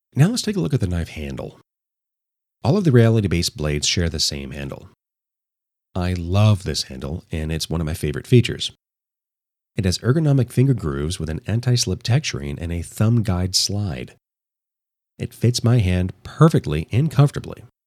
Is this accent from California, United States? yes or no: yes; Los Angeles, California, United States; my hometown of Los Angeles